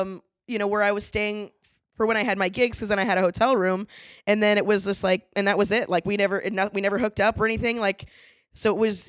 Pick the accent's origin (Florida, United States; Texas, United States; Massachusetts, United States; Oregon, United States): Florida, United States; Orlando